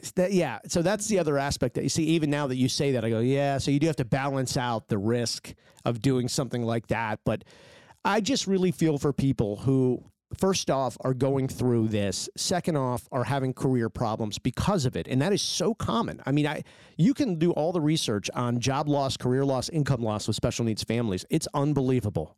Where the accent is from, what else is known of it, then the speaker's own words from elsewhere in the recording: United States; I grew up in Washington